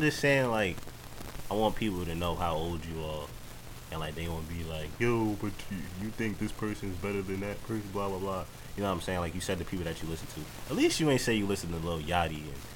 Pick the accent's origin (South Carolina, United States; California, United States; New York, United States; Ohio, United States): New York, United States; New York City; I'm from Queens